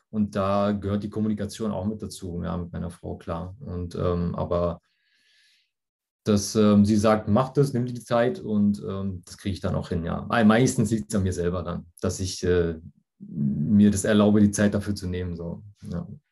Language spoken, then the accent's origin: German; near Frankfurt, Hesse, Germany; ich komme aus der Nähe von Frankfurt